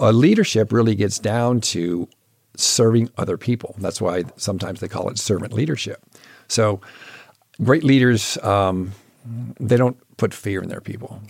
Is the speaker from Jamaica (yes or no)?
no; Michigan, United States; moved away; I grew up in Michigan